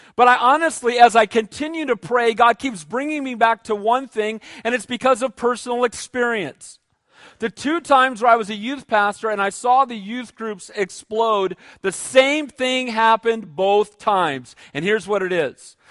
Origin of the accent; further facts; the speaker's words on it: United States; I'm an American